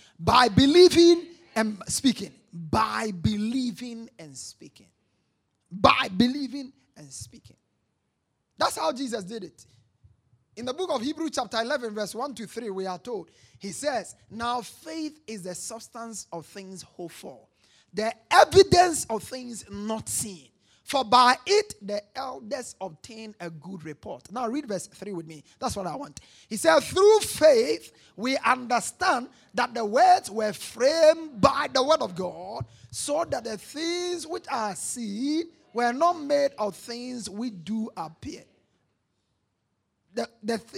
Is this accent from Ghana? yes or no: yes; Ghana